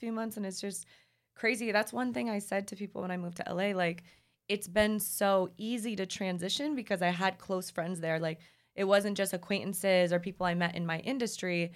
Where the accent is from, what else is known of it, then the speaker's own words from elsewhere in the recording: Minnesota, United States; moved away as an adult; also born or lived in Chicago / Los Angeles; I'm from Minnesota. I lived in Chicago